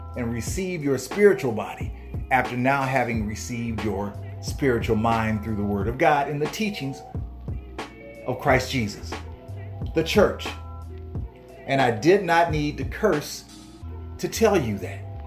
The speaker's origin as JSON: {"language": "English", "country": "United States", "tie": "born or raised there", "said": "I was born in America, making me an Hebrew Israelite American"}